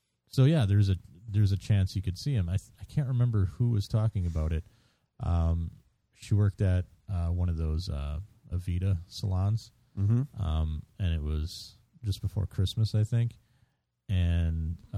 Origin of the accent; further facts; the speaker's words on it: Minnesota, United States; we are from Minnesota.